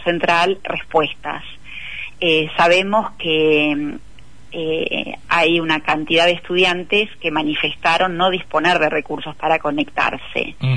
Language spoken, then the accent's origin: Spanish; Argentina; nuestros resultados como pueblo argentino